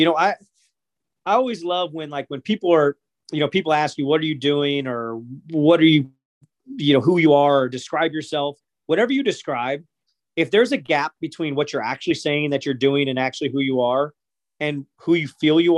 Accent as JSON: {"language": "English", "town": "St. Louis", "region": "Missouri", "country": "United States", "tie": "born or raised there", "said": "I grew up in St. Louis."}